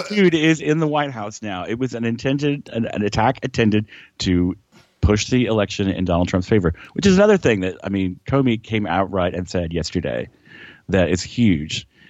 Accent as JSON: {"language": "English", "region": "South Georgia", "country": "United States", "tie": "born or raised there", "said": "I grew up in South South Georgia"}